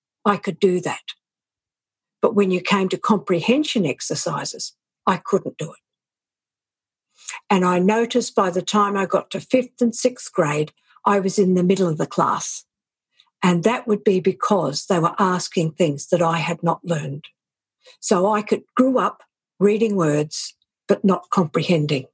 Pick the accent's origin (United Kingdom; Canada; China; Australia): Australia; Southeast Queensland; I grew up in Southeast Queensland in Australia